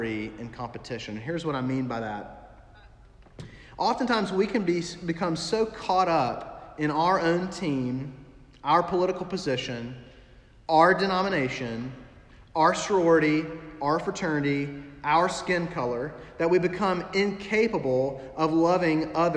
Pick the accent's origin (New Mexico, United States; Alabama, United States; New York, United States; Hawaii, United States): Alabama, United States; moved away as an adult; also born or lived in St. Louis / upstate South Carolina; now in South Carolina, United States; I grew up in Alabama, and so I grew up hearing about Alabama and Auburn